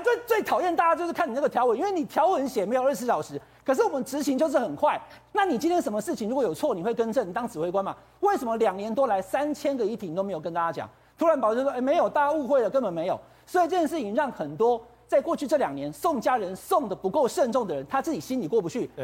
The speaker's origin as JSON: {"language": "Chinese", "country": "Taiwan", "said": "我们台湾人"}